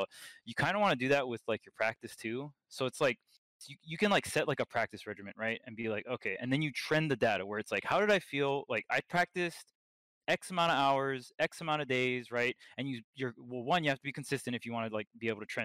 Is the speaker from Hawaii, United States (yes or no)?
yes; Hawaii, United States; I was from Hawaii